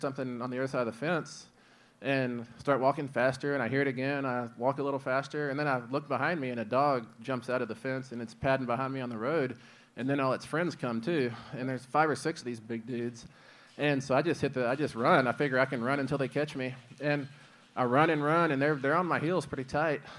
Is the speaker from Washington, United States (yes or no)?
no; Midland, Texas, United States; where I grew up in Midland, Texas, like, it's a boom and bust